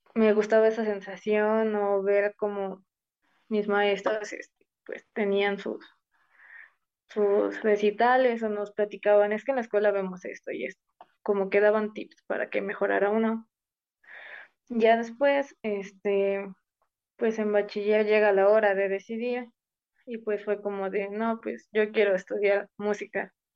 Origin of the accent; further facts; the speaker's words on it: Ciudad Serdán, Puebla, Mexico; moved away as an adult; now in Puebla, Mexico; todo comenzó en mi pueblo, soy de Ciudad Cerdán